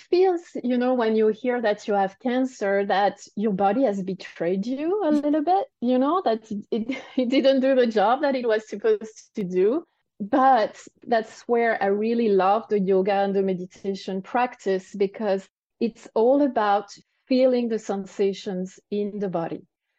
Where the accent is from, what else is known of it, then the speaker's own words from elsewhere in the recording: France; accent: French; English is a second language; Oh, yeah, maybe it's my French accent.